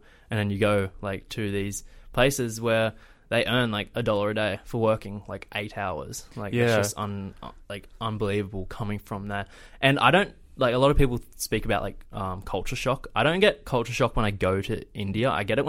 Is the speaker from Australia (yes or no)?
yes; Australia; something completely different to what we have experienced in Australia.